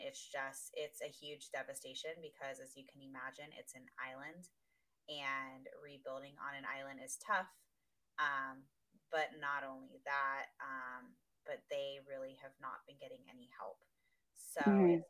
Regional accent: Maui, Hawaii, United States; moved away as an adult; now in San Diego, United States; I'm from Maui. And if not, now you know. But I lived there my whole life. It's all I know. And when I was 18, I moved to San Diego.

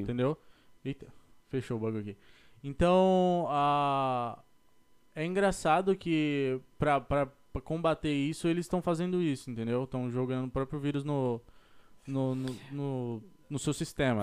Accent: São Paulo, Brazil; now in United States; eu sou da, de São Paulo, capital

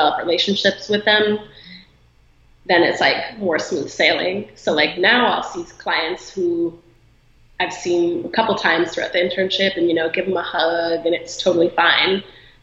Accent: Illinois, United States; now in Los Angeles, United States; I'm from Illinois

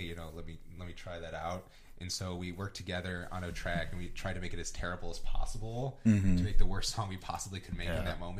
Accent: Oconomowoc, Wisconsin, United States; also born or lived in Brookfield, Wisconsin / Milwaukee, Wisconsin; I'm from Oconomowoc originally. So okay. I grew up there. And then during middle school and high school, I was in Brookfield.

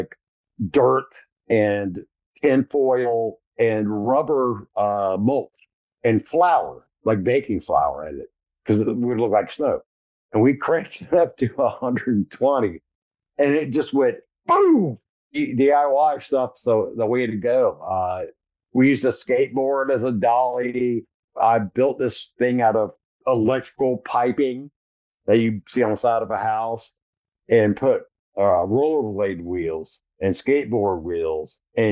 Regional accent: Blue Ridge Mountains, Appalachia, United States; I grew up in the Blue Ridge Mountains

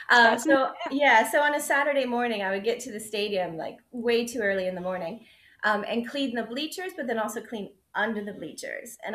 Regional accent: West Virginia, United States; also born or lived in Texas; now in Scotland, United Kingdom; So I say I'm from West Virginia. So I grew up in the US, but before I moved to Scotland, I'd actually lived in five states. But West Virginia is the state I uh, lived in the longest. So I claim to be a West Virginian.

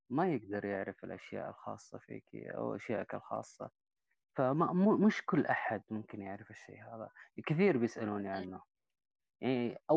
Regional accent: Taif, Makkah Province, Saudi Arabia; برضو من الطائف نفس الفكرة عمري 39

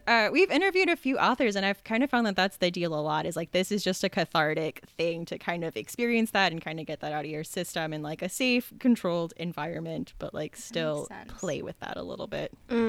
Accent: Southern California, United States; I grew up in Southern California. There really wasn't fall. Like, there's just always, where I was, it was a desert. So there's, like, palm trees and tumbleweeds.

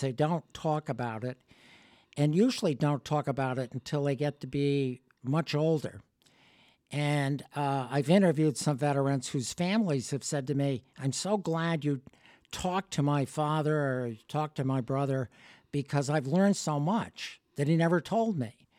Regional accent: Connecticut, United States; also born or lived in Cleveland, Ohio / Washington; I grew up, uh, in Connecticut

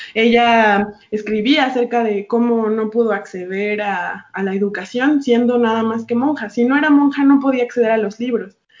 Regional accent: Mexico; yo soy una mujer mexicana

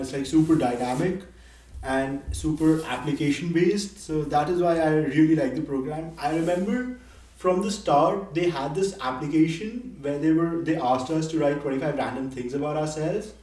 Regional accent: Nepal; moved away as an adult; also born or lived in Delhi, India; now in United States; I'm from Nepal

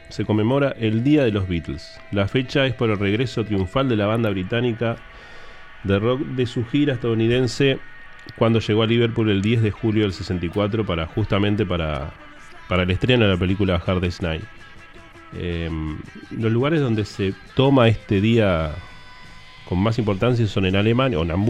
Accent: Uruguay; Somos uruguayos, pero estamos mirando el partido.

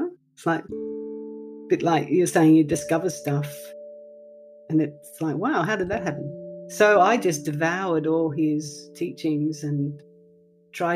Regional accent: Melbourne, Victoria, Australia; I grew up in Melbourne, as I said, and I was educated in the Catholic system.

